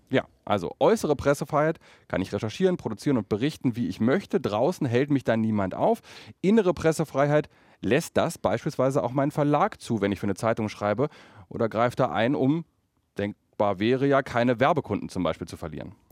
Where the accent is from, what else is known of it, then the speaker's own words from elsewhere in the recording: Berlin, Germany; als Berliner